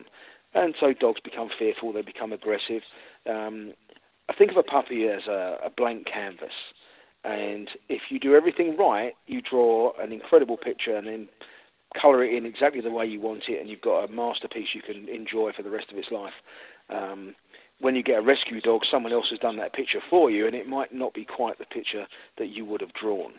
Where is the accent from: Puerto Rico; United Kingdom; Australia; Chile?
United Kingdom; London; moved away as an adult; also born or lived in coast of England / Texas; now in Florida, United States; I'm from London originally. We moved down to the coast of England about 5 years before we moved out to the States